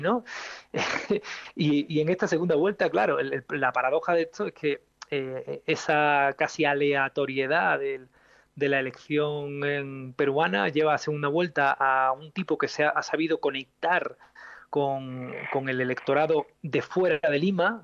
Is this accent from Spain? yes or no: yes; Spain; moved away; mi país de origen, como España